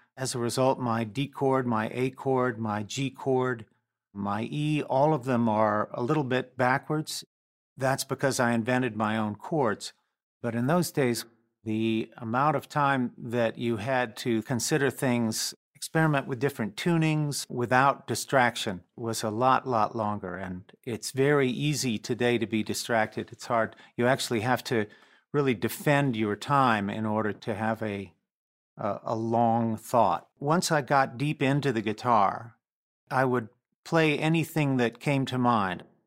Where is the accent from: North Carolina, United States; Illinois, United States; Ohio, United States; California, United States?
North Carolina, United States; We grew up in North Carolina, and there was a lot of empty time to listen to music